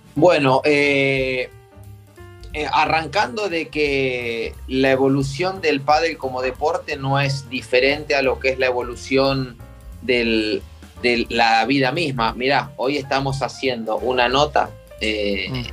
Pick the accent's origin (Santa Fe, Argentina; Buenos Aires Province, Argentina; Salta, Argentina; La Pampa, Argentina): Buenos Aires Province, Argentina; Pehuajó; moved away; yo me crié en Pehuajó con una pelota de fútbol, con la bicicleta todo el día en la calle